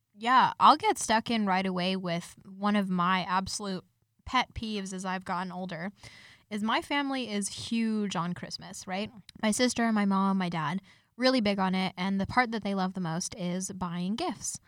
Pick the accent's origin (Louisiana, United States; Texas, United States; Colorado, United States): Colorado, United States; Denver; now in Canada; I'm originally from Denver, Colorado